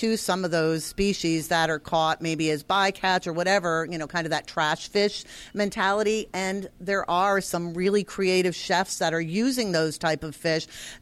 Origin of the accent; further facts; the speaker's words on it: Connecticut, United States; So I'm from Connecticut, but all my relatives are in New Hampshire and Maine